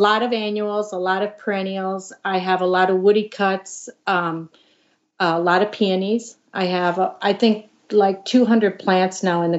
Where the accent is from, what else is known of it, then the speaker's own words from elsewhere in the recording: Chicago, Illinois, United States; moved away as an adult; I grew up in the Chicago area.